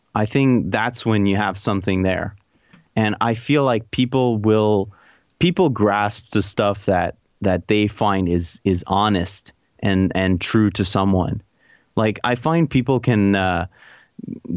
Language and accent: English; Canada; being Canadian